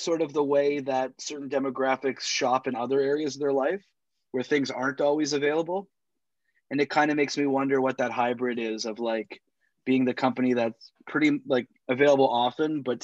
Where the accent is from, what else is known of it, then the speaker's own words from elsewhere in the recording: Toronto, Ontario, Canada; also born or lived in Montreal; I'm born and raised in Toronto, Canada. I've lived here all my life, except for 4 years where I went to university in Montreal